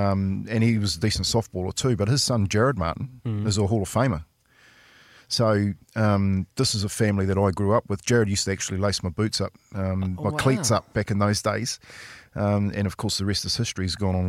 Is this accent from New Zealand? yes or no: yes; Waitara, Taranaki, New Zealand; born or raised there